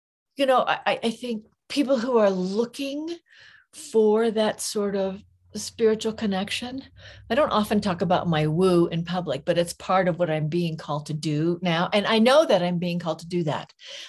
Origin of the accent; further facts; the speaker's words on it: California, United States; now in Santa Fe, United States; I was born in California.